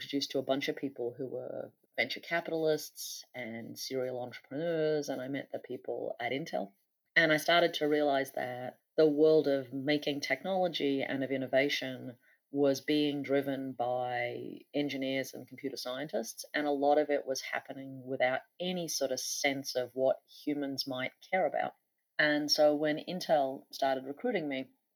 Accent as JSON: {"language": "English", "region": "central and northern Australia", "country": "Australia", "tie": "born or raised there", "also_born_or_lived": "United States", "moved": "as an adult", "said": "I grew up on my mother's field sites in central and northern Australia in the 1970s and 1980s"}